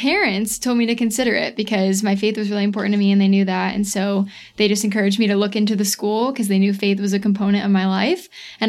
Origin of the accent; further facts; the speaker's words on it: Carmel, United States; I grew up in Carmel my whole life.